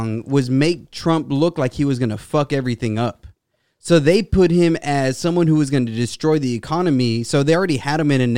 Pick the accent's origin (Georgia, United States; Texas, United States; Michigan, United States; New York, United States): Texas, United States; Brownsville; I was raised in Brownsville, Texas. That's a border town.